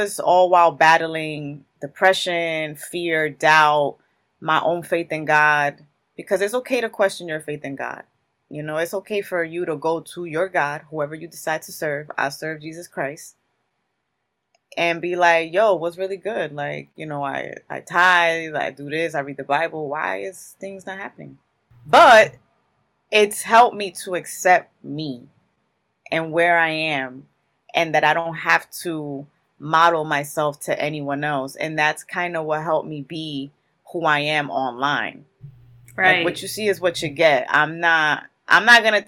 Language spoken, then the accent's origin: English; Newark, New Jersey, United States; I was born and raised in Newark, New Jersey